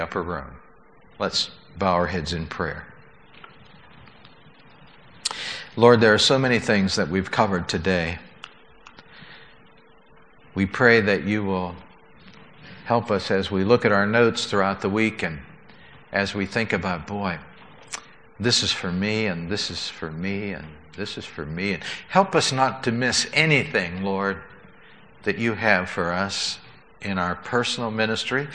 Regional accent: United States; we were there as American tourists

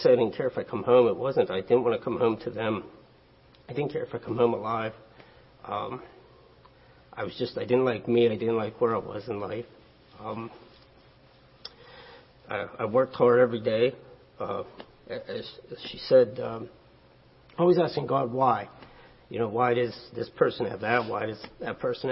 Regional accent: Finleyville, Pennsylvania, United States; I'm also from Finleyville

